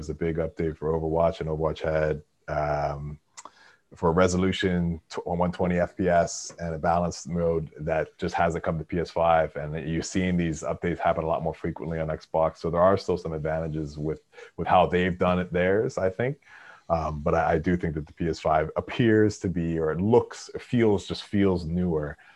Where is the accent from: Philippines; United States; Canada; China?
Canada; I'll be back to Canada for sure. My, um, I, I definitely, you know, I, I as you know, I'm Canadian as well, so I'll definitely be back.